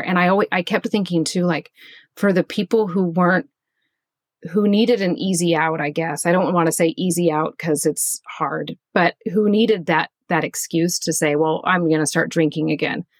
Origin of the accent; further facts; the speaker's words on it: Kansas, United States; moved away as an adult; now in Pacific Northwest, United States; I grew up in Kansas, which is right in the middle of the United States, and in a very boring small town.